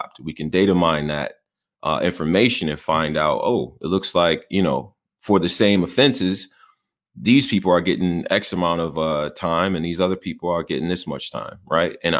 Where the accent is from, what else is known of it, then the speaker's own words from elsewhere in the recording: Houston, Texas, United States; I was born in Houston. I have family there